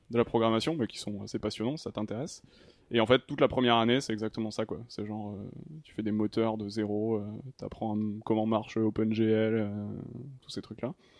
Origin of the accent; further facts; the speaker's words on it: Toulouse, Occitania, France; moved away as an adult; also born or lived in Paris; now in Montpellier, France; de Toulouse à la base